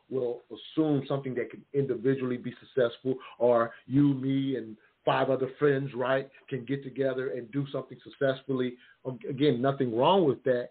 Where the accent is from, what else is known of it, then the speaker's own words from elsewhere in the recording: the South, United States; I'm from the South